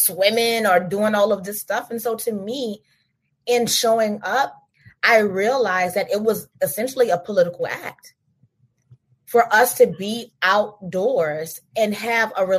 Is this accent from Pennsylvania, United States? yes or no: no; Louisiana, United States; I'm from Louisiana. I'm from the flatlands.